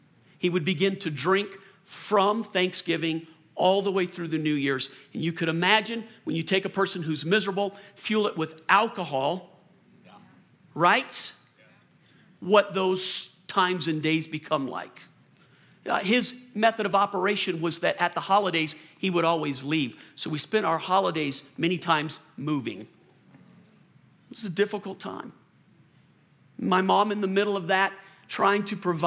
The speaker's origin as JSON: {"language": "English", "town": "New Orleans", "region": "Louisiana", "country": "United States", "tie": "born or raised there", "also_born_or_lived": "Colorado", "moved": "yes", "said": "I was born in Louisiana and I grew up in New Orleans."}